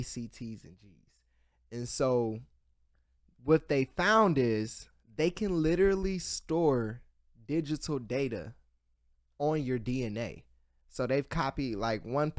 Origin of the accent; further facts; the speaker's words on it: Columbus, Ohio, United States; I'm from Columbus, Ohio